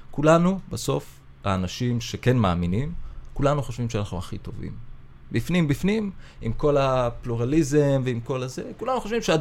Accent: Isfiya, Haifa District, Israel; אמ, גדלתי בעוספיא.

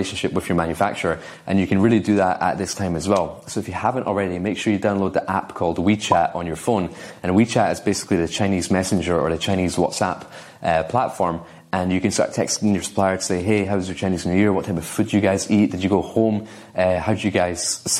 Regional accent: Scotland, United Kingdom; I'm from Scotland

